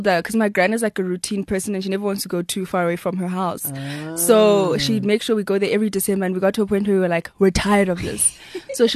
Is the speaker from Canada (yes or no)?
no; Kokstad, KwaZulu-Natal, South Africa; also born or lived in Durban; I was born in Durban, and I grew up in Kokstad